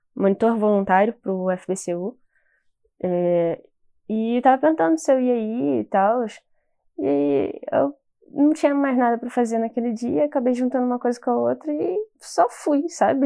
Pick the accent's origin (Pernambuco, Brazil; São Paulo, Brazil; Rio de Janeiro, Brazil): Rio de Janeiro, Brazil; eu sou do Rio